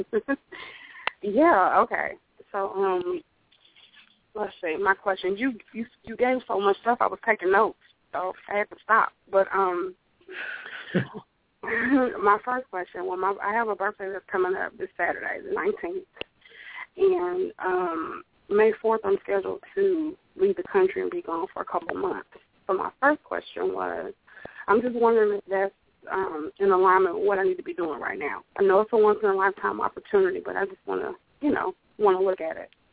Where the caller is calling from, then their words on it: St. Augustine, Florida, United States; I'm calling from St. Augustine, Florida